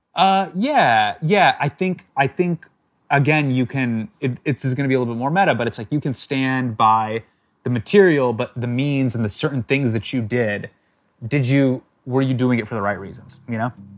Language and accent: English; United States; I'm American and I grew up in the States